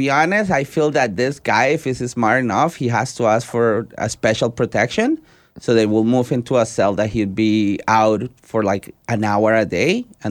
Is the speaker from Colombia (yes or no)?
yes; Colombia; Colombia, exactly.